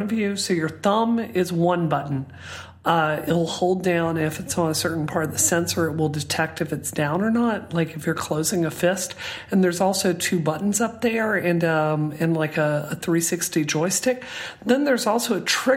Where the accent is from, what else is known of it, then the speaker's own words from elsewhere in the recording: Mississippi, United States; I grew up in Mississippi